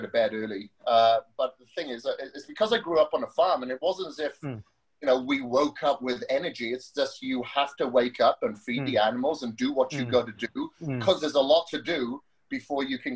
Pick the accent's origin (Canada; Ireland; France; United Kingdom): United Kingdom; Wales; accent: Welsh; moved away as an adult; So, the accent comes from Wales. I grew up in Wales up until my mid-20s, or early 20s